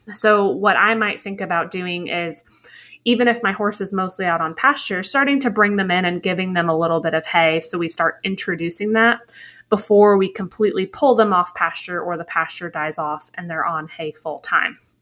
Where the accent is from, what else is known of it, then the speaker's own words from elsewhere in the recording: New England, United States; I grew up in New England